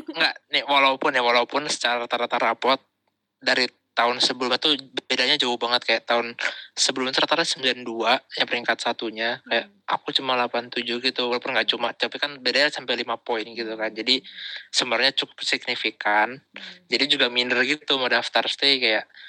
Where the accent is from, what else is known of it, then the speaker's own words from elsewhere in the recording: Bekasi, West Java, Indonesia; aku dari SMP satu gitu kan SMP top di Bekasi